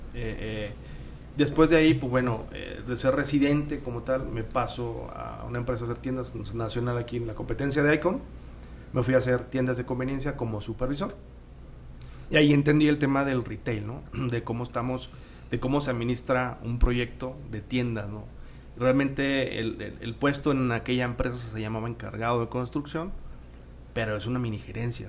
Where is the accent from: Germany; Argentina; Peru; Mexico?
Mexico; San Nicolás de los Garza, Nuevo León; Yo soy de San Nicolás, ahí vivo en San Nicolás y me quedaba cerca de la universidad